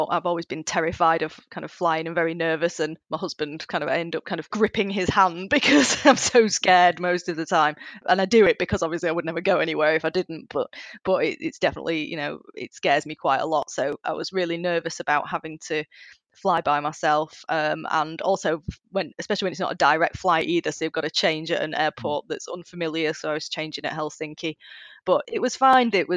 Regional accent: Bolton, North West England, United Kingdom; I'm from Bolton, which is kind of a part of Greater Manchester

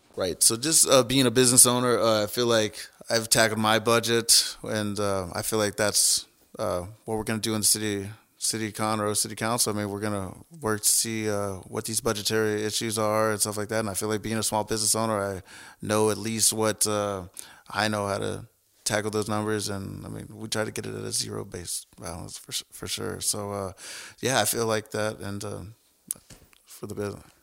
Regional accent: New Caney, Texas, United States; also born or lived in Kingwood, Texas / Houston, Texas; I grew up in New Caney, Newcastle High School graduated in two thousand four

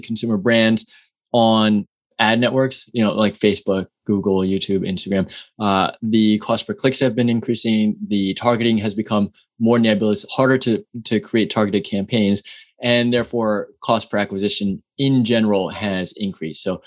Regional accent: New York City, New York, United States; also born or lived in San Francisco, California; now in Austin, United States; born and raised in New York City

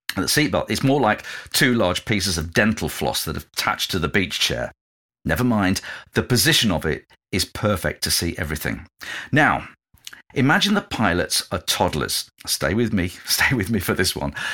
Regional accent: England, United Kingdom; moved away as an adult; also born or lived in London; my hometown in a car in the north

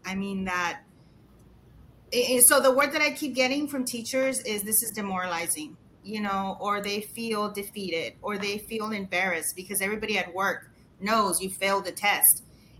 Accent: Mexico; now in Texas, United States; I was born and raised in Mexico

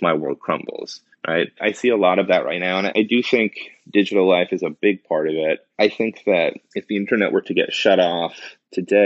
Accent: North Shore of Boston, Massachusetts, United States; growing up on the North Shore of Boston

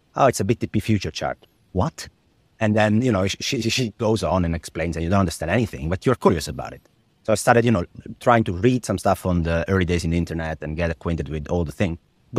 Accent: Italy; English is a second language; My mother was the treasurer of a small regional Italian bank in my hometown, which meant that she was very involved in Italian bond market to start

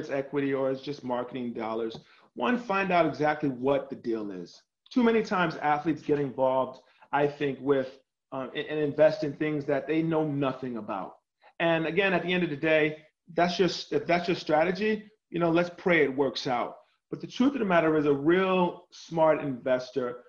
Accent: New York City, New York, United States; moved away as an adult; also born or lived in Indiana / Miami / Chicago; I was born and raised in New York City

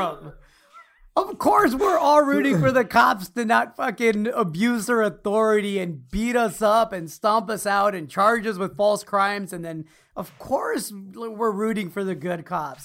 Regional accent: Chicago, Illinois, United States; moved away; also born or lived in Alaska / New York; I grew up in Chicago. I spent my childhood there

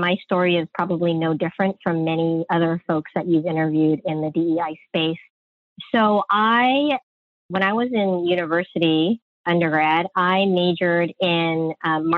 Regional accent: San Francisco, California, United States; I was born and raised in San Francisco

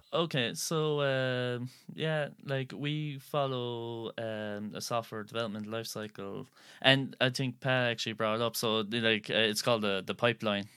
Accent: Skibbereen, Munster, Ireland; I'm actually from Skibbereen here

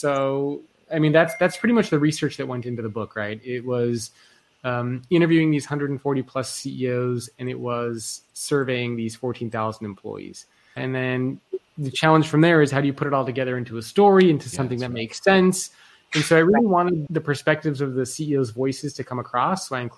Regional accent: Australia; I'm Australian, although I don't have the accent.

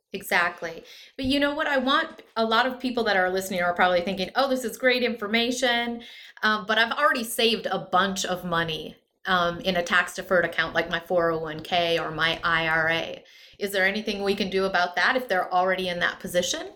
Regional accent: Midwest, United States; I come from the Midwest. Most of my family's in either North Dakota or Minnesota

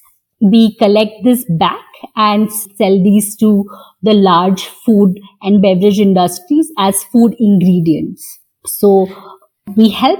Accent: Mumbai, Maharashtra, India; I grew up in Bhabha Atomic Research Center

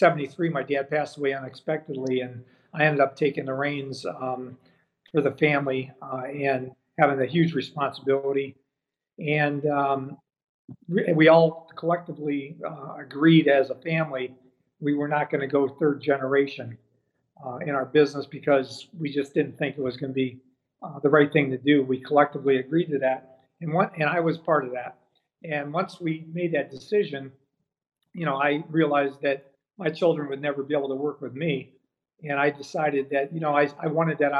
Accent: Lorain, Ohio, United States; I grew up in Lorain, Ohio, which is on the west side of Cleveland.

